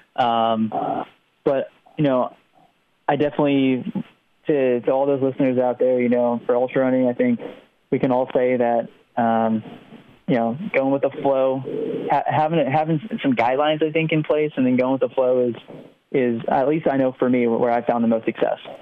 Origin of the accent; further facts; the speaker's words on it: New Jersey, United States; moved away as an adult; also born or lived in Oklahoma / upstate New York; I grew up right on the Delaware Canal uh, towpath